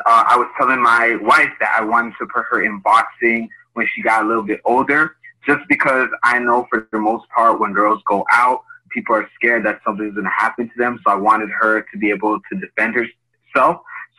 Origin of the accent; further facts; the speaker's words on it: Canada; I'm from Canada